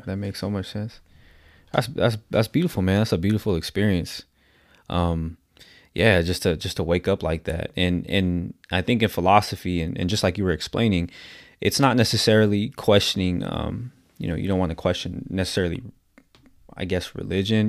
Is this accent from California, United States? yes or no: yes; San Diego, California, United States; I'm from San Diego, California